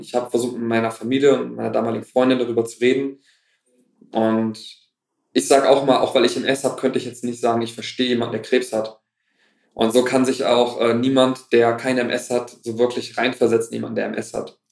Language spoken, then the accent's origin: German; Kassel, Hesse, Germany; also born or lived in Wuppertal; bin zurück nach Kassel, meine Heimatstadt